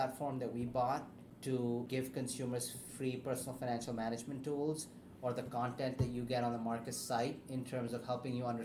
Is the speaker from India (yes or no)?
no; Pakistan; moved away; growing up in Pakistan